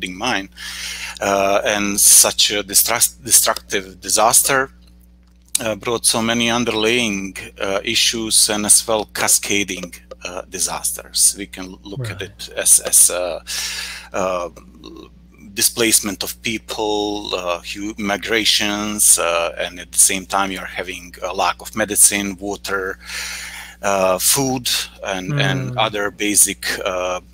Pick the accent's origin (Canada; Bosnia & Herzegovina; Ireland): Bosnia & Herzegovina; I'm coming from Bosnia and Herzegovina